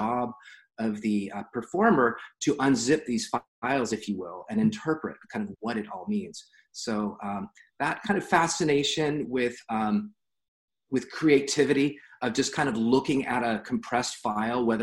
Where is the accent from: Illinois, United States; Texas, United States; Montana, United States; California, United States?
California, United States; San Diego; also born or lived in Los Angeles; I was born in San Diego and was educated in San Diego through high school